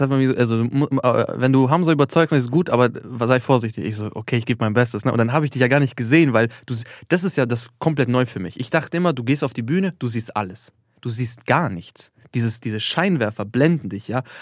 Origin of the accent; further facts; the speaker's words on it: Austria; Er so, okay, woher kommst du? Ich so, aus Österreich. Nee, ursprünglich. Ich so, ja, Albaner.